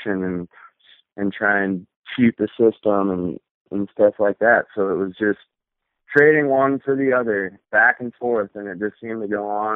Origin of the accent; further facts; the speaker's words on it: Whitefish, Montana, United States; also born or lived in Bozeman, Montana; I grew up in Whitefish, Montana